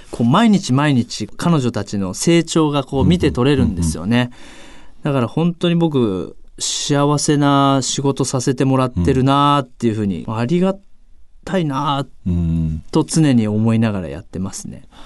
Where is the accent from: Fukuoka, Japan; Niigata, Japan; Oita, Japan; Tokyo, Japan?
Oita, Japan; moved away; 僕大分にちょっと用事があって帰りまして当時の小学校の時のラグビースクールの先生にですね、お会いしたんですよ